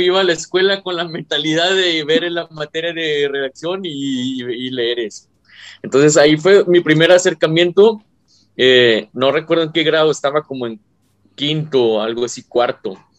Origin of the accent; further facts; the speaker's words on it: Mexico; aquí en mi país